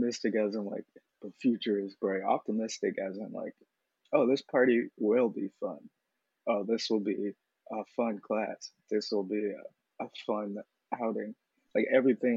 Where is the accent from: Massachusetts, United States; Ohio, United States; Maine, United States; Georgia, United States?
Massachusetts, United States; Boston; moved away as an adult; also born or lived in Philadelphia; now in New York, United States; I was between, like, back and forth, Roxbury and Hyde Park. So my grandmother's place is Roxbury